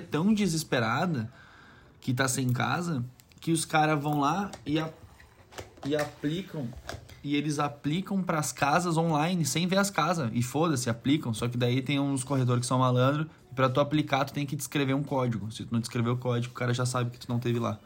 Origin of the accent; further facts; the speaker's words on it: Brazil; moved away as an adult; now in Tasmania, Australia; sou brasileiro